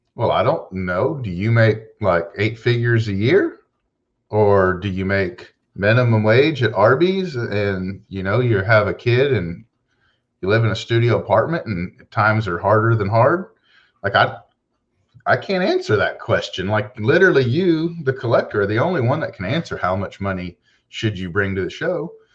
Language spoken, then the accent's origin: English; Houston, Texas, United States; I'm from Houston, Texas